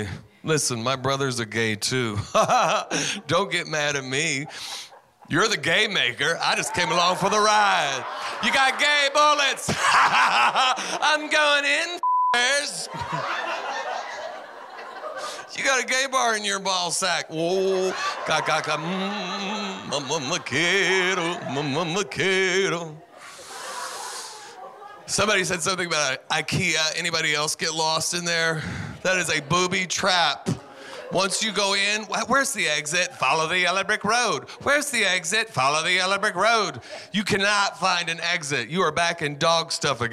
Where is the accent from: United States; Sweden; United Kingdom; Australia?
United States; Texas; I'm from Texas